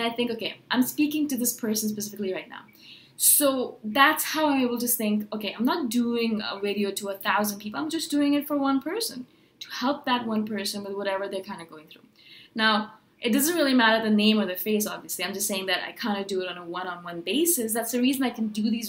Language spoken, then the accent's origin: English; India; I am brown, I'm Indian